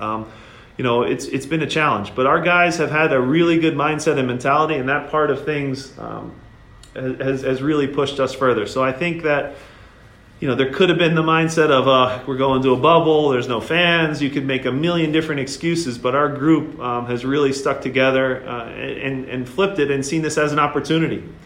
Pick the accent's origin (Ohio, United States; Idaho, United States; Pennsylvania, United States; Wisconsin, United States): Pennsylvania, United States; Philadelphia; I'm proud and, and, fortunate to coach in my hometown city.